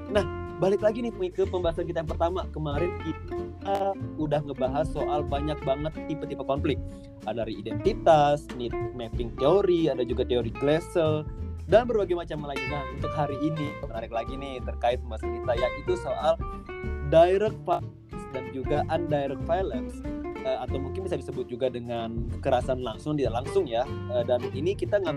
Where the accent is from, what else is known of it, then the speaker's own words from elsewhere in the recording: Samarinda, East Kalimantan, Indonesia; Uh, saya dari Samarinda.